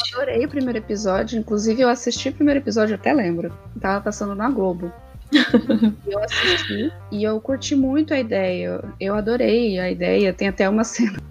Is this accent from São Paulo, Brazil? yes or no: yes; São Paulo, Brazil; eu sou paulista, e aí a gente ia quase todo final de semana no Shopping Eldorado